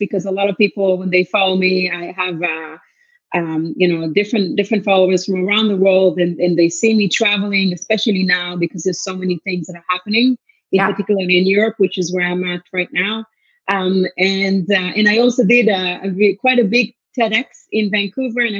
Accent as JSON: {"language": "English", "country": "Israel", "tie": "born or raised there", "also_born_or_lived": "Tel Aviv", "moved": "yes", "lives_now": "Canada", "said": "I'm originally from Israel, but I'm Canadian born"}